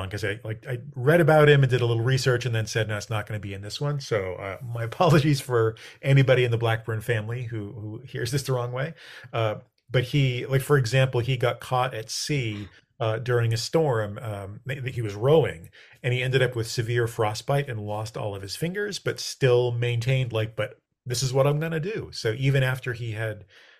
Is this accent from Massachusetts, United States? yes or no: yes; Beverly, Massachusetts, United States; also born or lived in Worcester, Massachusetts; I grew up in Beverly.